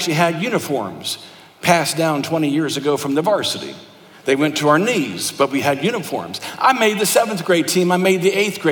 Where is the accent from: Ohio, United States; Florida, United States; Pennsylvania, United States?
Ohio, United States; Thornville; moved away; I'm from Thornville, Ohio.